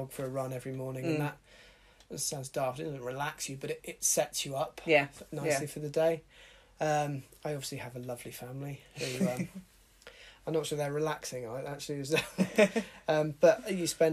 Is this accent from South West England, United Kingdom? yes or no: yes; Exeter, South West England, United Kingdom; I was born in Exeter and I've grown up in this part of the world